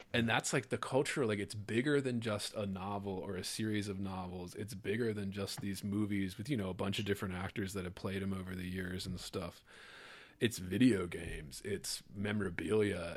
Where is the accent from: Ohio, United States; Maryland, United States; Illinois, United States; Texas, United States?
Maryland, United States; also born or lived in Louisiana; I grew up in Maryland here in the U, in the States